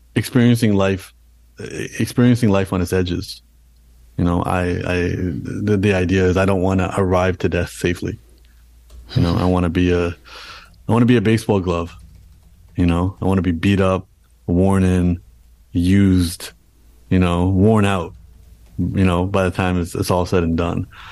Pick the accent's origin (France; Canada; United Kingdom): Canada; being born and raised in Canada, my parents came to Canada and then I was born in Canada.